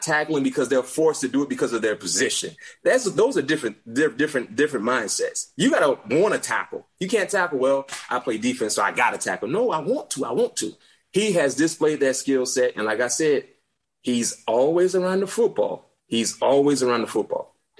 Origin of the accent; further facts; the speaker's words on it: South Florida, United States; growing up in South Florida